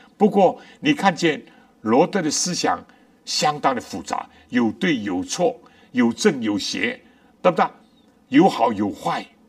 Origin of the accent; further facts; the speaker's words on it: China; 我们中国人